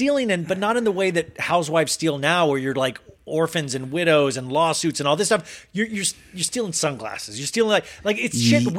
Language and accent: English; Kansas, United States; I'm from Kansas.